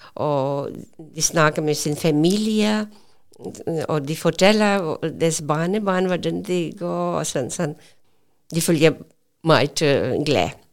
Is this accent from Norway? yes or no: no; Pakistan; Danish is a second language; moved away as an adult; now in Odense, Denmark; jeg kommer fra Pakistan, og jeg kom øh, i Danmark 1987